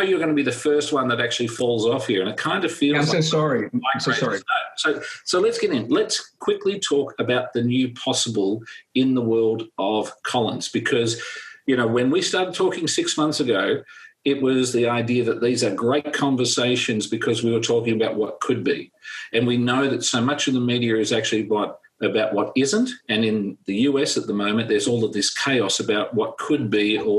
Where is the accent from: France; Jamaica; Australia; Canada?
Australia; Hey, I'm Australian.